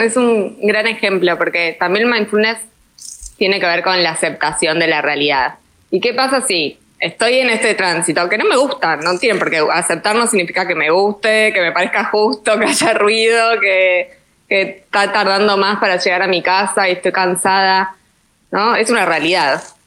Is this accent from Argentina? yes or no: yes; Argentina; ya se darán cuenta por mi tonada todos que, soy argentina